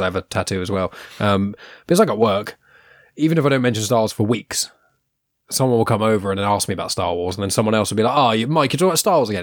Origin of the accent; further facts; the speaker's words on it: England, United Kingdom; we're English